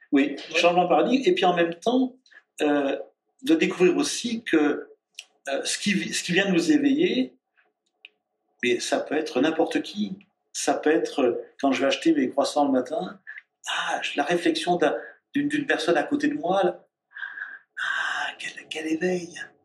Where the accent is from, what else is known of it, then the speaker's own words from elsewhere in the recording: Auvergne-Rhône-Alpes, France; je suis auvergnat